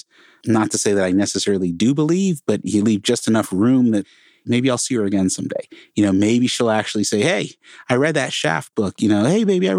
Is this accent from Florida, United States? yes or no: no; Connecticut, United States; now in Portland, United States; Before I moved to Portland, I grew up in Connecticut, right outside New York City, small, tiny little town